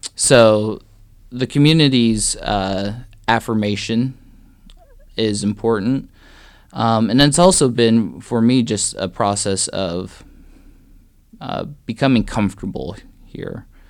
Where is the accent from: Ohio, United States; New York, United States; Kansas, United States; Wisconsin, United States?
Kansas, United States; Lakin; also born or lived in Great Bend, Kansas; now in Atchison, United States; I grew up in a little town southwest Kansas called Lakin